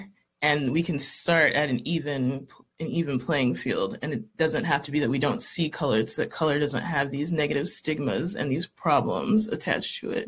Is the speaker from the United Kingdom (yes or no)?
no; Southern California, United States; moved away as an adult; also born or lived in Boston; So I'm from Southern California. That's where I was born and raised. And, you know, went to college. I moved out to the East Coast for grad school in Boston. And my family are actually all immigrants